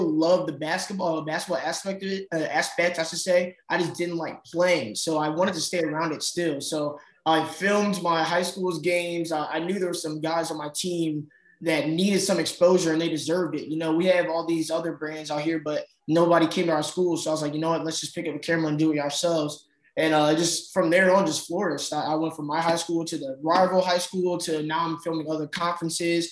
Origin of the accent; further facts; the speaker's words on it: Chicagoland area, northwest suburbs of Chicago, Illinois, United States; I'm from the Chicagoland area, the northwest suburbs of Chicago.